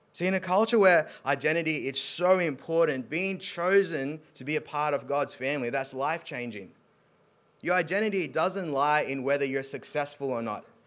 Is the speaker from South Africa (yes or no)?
yes; South Africa; moved away; so I'm South African